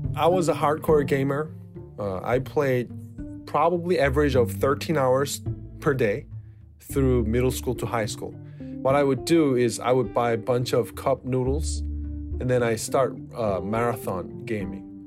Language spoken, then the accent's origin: English; South Korea; I'm from South Korea